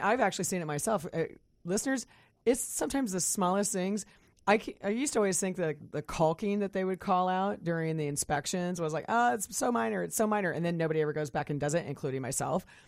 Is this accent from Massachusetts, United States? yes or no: no; Kansas, United States; now in Puget Sound, United States; I grew up in Kansas